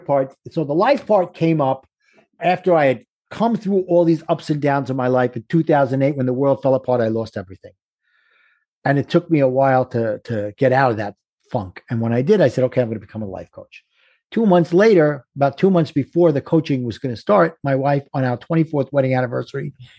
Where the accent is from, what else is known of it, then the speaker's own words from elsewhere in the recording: New York City, New York, United States; accent: Brooklyn; my Brooklyn accent